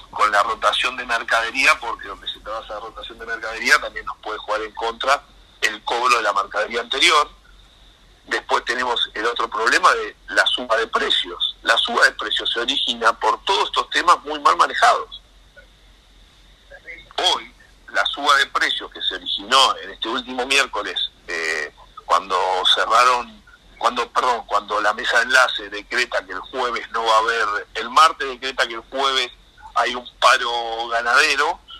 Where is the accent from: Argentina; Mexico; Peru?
Argentina; que también nos perjudica como pueblo, como argentinos, porque de última eh, es lo que somos